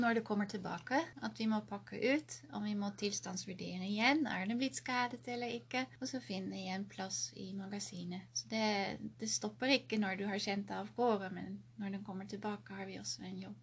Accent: Netherlands; now in Karasjok, Norway; opprinnelig fra Nederland

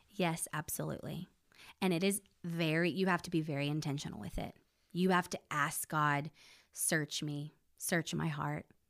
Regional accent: Belton, Texas, United States; moved away as an adult; also born or lived in Corpus Christi, Texas / Nashville, Tennessee; now in Oklahoma, United States; I grew up in Belton, Texas

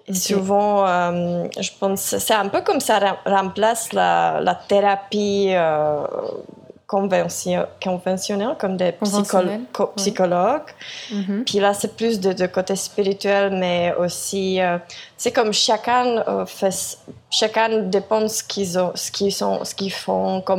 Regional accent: South Korea; French is a second language; je suis de Corée au Équateur, euh, dans une toute petite ville, Vilcabamba.

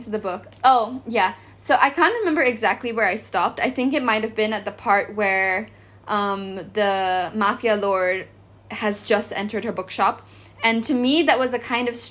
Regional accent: Malaysia; I'm from Southeast Asia, I'm from Malaysia.

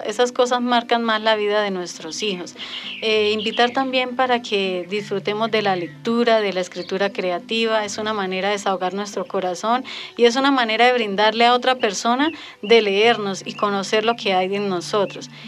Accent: Charalá, Santander, Colombia; llevamos 12 años viviendo en el municipio de Charalá

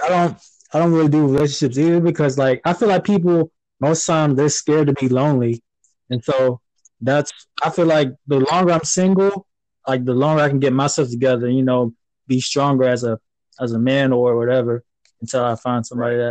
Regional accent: Panama City, Florida, United States; moved away as an adult; also born or lived in Fort Lauderdale, Florida; I'm originally from Panama City

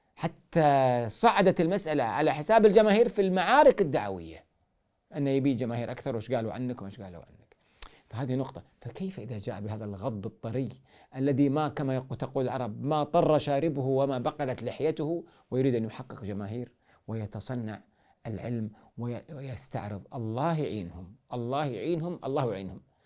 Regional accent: Kuwait; عندنا في الكويت

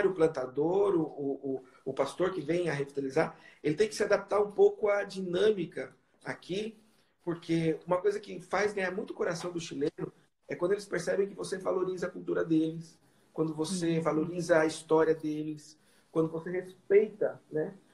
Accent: Brazil; porque às vezes a gente vem do Brasil, a gente traz né, o nosso o nosso modelo da IPB, né?

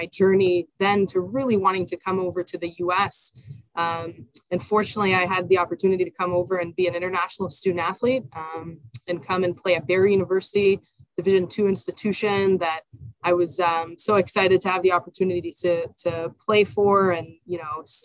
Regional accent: Israel; now in United States; I'm originally from Israel, born and raised in Israel

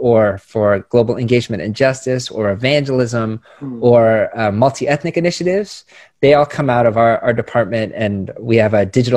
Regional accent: Chicago, Illinois, United States; now in Los Angeles, United States; I was born in Chicago

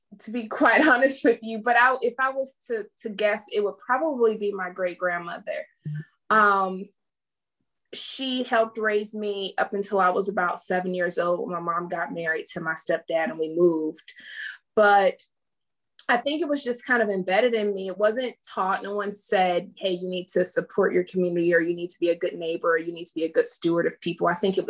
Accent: Pontiac, Michigan, United States; Okay, well … I am hailed from Pontiac, Michigan, right behind the Silver Dome. I am a Army brat.

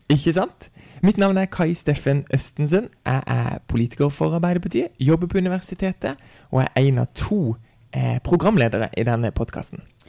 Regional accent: Farsund, Agder, Norway; now in Kristiansand, Norway; hjemme i Farsund

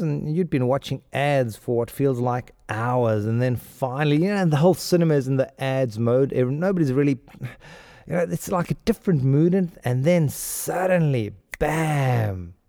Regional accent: Pretoria, Gauteng, South Africa; accent: South African; moved away; also born or lived in India / Mexico / Spain; I grew up in Pretoria

